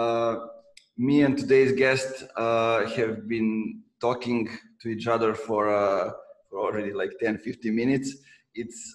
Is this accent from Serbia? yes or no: yes; Serbia; now in Novi Sad, Serbia; when I moved from my hometown to Novi Sad, I was part of the co-working community of Serbia